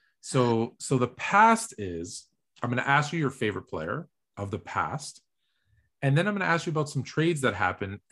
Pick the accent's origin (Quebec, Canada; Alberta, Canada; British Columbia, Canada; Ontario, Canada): Ontario, Canada; Toronto; I grew up in Toronto in 1982